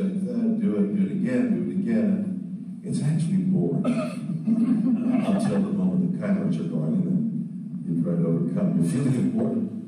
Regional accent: Montreal, Quebec, Canada; moved away as an adult; also born or lived in Ottawa / Toronto / Southern California; I was born in Montreal and went to McGill

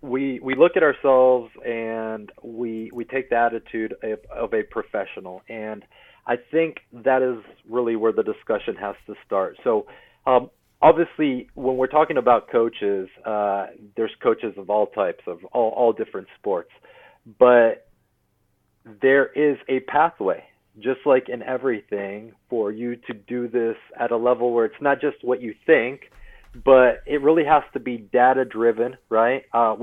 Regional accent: Corpus Christi, Texas, United States; So, I mean, I grew up in Corpus Christi from last year of middle school all the way through high school. So it's really kind of as a teenager, and we'll always be home in one way or another. Love Texas for sure.

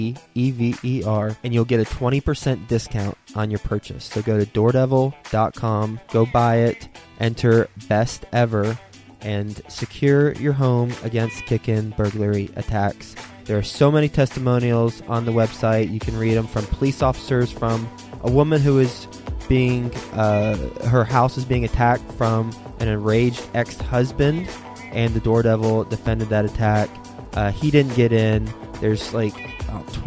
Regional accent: Dallas, Texas, United States; moved away; the Dallas-Fort Worth area, my old hometown. I guess that's still my hometown because that's where I grew up

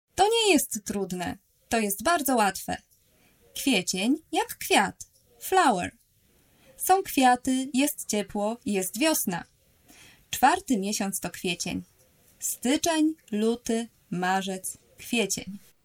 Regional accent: Poland; also born or lived in Warsaw; Jestem z Polski. Mieszkam w Warszawie

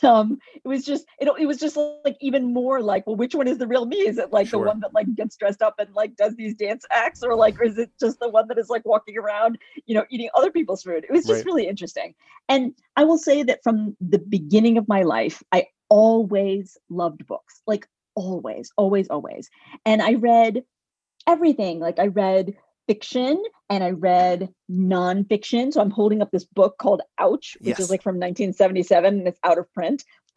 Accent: United States; also born or lived in India; I'm technically an immigrant. I came to the U.S. as a baby.

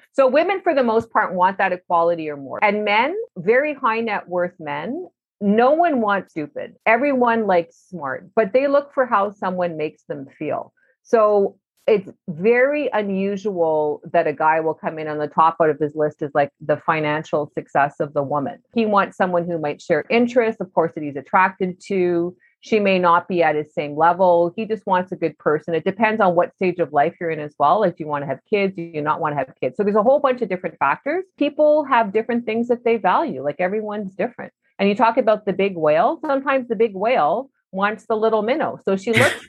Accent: Canada; also born or lived in Vancouver; we're all Canadian

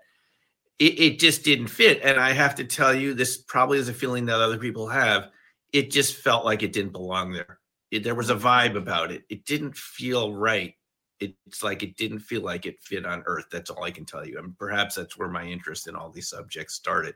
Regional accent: Westchester, New York, United States; I grew up in Westchester.

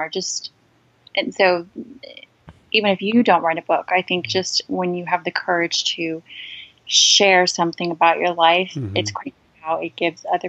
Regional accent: Charleston, South Carolina, United States; now in California, United States; I grew up in the South, in Charleston, South Carolina, which I love.

